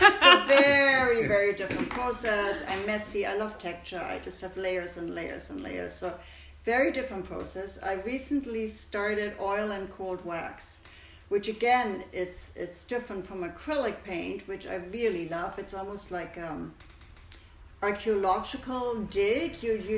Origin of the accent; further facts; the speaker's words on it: Germany; moved away; When I was young, growing up in Germany